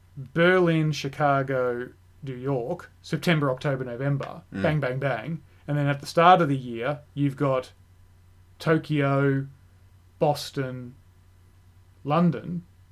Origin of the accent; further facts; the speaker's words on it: Australia; as an Australian